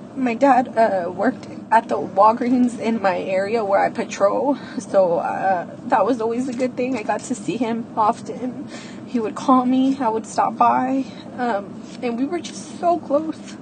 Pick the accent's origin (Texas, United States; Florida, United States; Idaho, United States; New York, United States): Texas, United States; Houston; I'm 30 years old and I'm from Houston, Texas